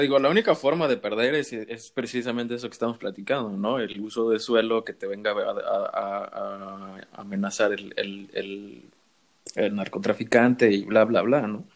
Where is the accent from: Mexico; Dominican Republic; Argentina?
Mexico; moved away; soy mexicano